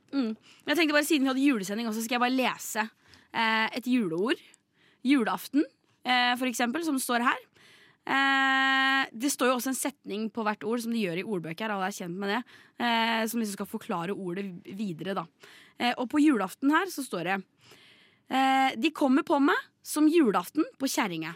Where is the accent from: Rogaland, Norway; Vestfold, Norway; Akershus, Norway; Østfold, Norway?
Vestfold, Norway; Larvik; accent: inner Vestfold dialect; jeg er egentlig fra et sted som heter Kvelle